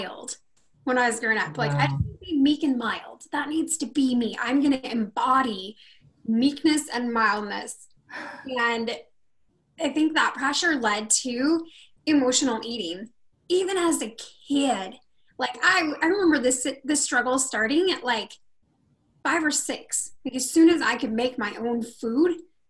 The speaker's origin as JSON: {"language": "English", "town": "Rocklin", "region": "California", "country": "United States", "tie": "born or raised there", "also_born_or_lived": "Sacramento, California"}